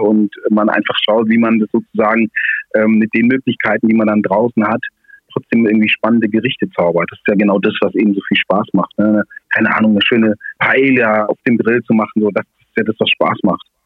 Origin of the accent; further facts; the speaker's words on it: Swabia, Baden-Württemberg, Germany; als Schwabe